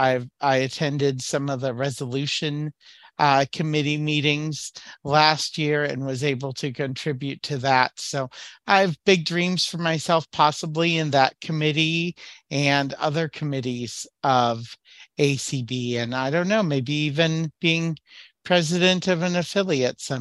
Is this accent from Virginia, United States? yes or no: no; Waukesha, Wisconsin, United States; I'm from Waukesha, Wisconsin